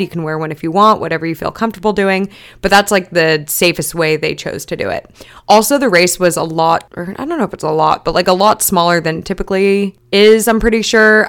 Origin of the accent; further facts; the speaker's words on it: Long Beach, California, United States; this is my hometown race